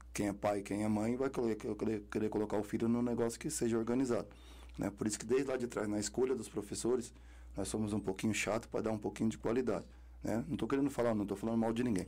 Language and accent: Portuguese; Carapicuíba, São Paulo, Brazil; eu também vim da Cob 5 lá de Carapicuíba